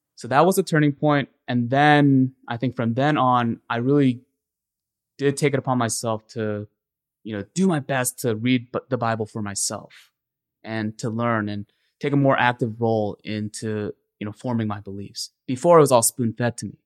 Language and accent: English; Ellicott City, Maryland, United States; I grew up in Ellicott City, Maryland